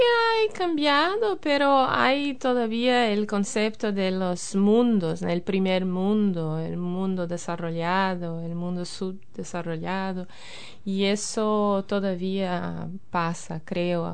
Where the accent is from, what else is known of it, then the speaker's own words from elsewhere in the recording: Porto Alegre, Rio Grande do Sul, Brazil; first language Portuguese; Spanish is a second language; moved away as an adult; now in New Zealand; yo soy del sur de Brasil, de una ciudad de puerto Alegre, es la capital del estado de Río Grande do Sul